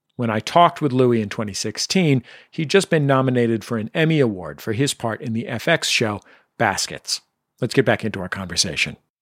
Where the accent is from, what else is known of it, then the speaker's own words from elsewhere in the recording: San Francisco, California, United States; as a Californian, a San Franciscan